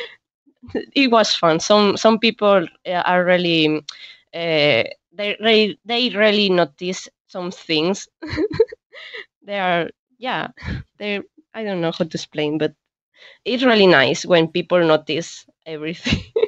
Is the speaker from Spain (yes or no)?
yes; Spain; English is a second language; we spaniards